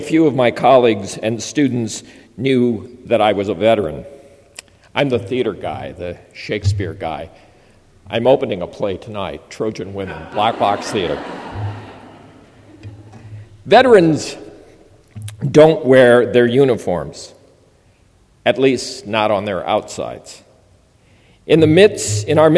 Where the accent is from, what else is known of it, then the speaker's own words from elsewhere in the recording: Minnesota, United States; moved away; teaching high school in my home state of Minnesota.